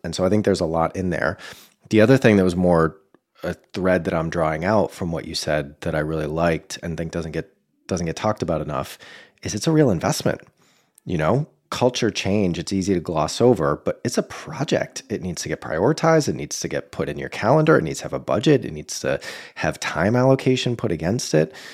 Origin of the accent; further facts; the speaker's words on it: Boston, Massachusetts, United States; moved away; my hometown of Boston